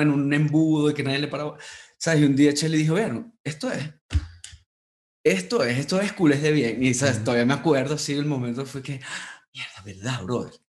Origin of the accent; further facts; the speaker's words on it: Puerto Ordaz, Bolívar, Venezuela; now in Mexico City, Mexico; yo crecí en Puerto